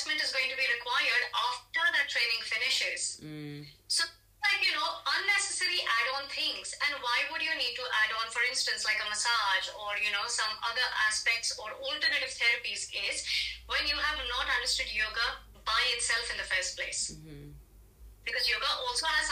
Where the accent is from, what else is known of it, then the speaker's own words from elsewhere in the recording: India; I'm Indian